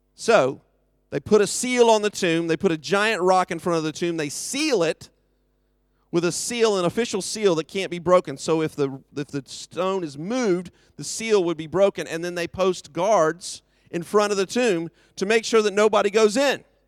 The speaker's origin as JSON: {"language": "English", "country": "United States", "moved": "yes", "lives_now": "United Kingdom", "said": "I'm from America"}